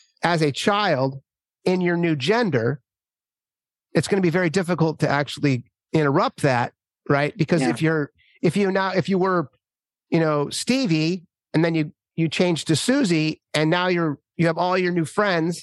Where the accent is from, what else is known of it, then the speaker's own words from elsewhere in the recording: Minnesota, United States; I grew up in Minnesota